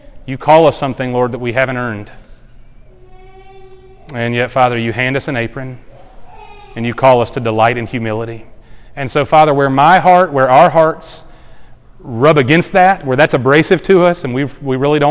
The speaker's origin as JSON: {"language": "English", "area": "the Bible Belt", "region": "the South", "country": "United States", "tie": "born or raised there", "said": "I grew up in the South in the Bible Belt, just like most of us did"}